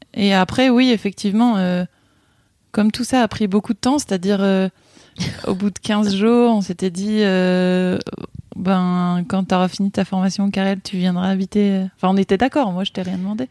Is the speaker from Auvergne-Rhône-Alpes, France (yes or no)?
yes; Ain, Auvergne-Rhône-Alpes, France; moved away as an adult; also born or lived in Burgundy; now in Haute-Loire, France; Je suis originaire de euh, Bourgogne et, j'ai grandi dans l'Ain, à la campagne.